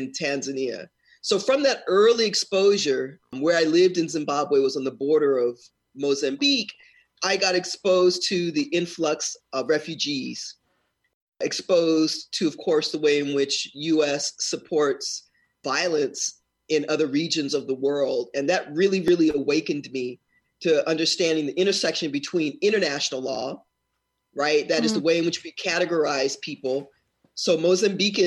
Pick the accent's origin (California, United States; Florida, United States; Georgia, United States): California, United States; Los Angeles; I'm a native Los Angelina, and I grew up in Los Angeles during the 60s and 70s